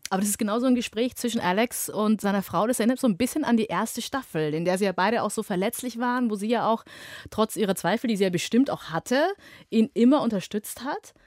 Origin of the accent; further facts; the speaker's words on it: Germany; hier in, bei uns in Deutschland